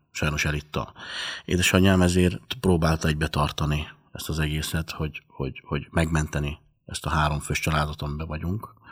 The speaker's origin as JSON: {"language": "Hungarian", "region": "Budapest", "country": "Hungary", "tie": "born or raised there", "also_born_or_lived": "Ózd", "said": "de egy éves korom óta Pesten nevelkedtem. Egy éves koromtól itt Budapesten vagyok, a hetedik kerületben nőttem föl. Nagyon szegény családból ö, származom."}